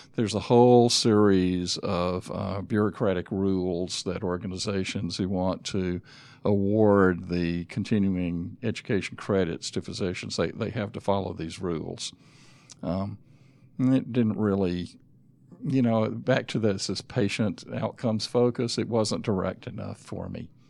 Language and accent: English; Griffin, Georgia, United States; also born or lived in Atlanta, Georgia / North Carolina / South Carolina; I grew up in Griffin